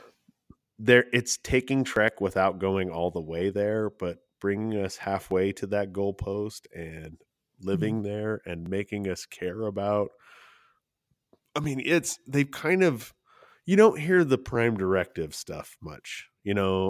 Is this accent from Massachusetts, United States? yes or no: no; Salt Lake City, Utah, United States; I'm from Salt Lake City, Utah, which is Mormon land